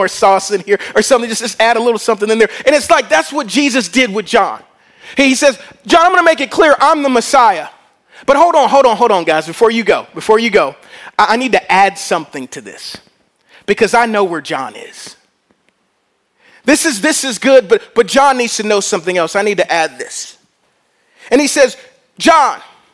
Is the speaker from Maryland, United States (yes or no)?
no; Louisiana, United States; I'm from Louisiana.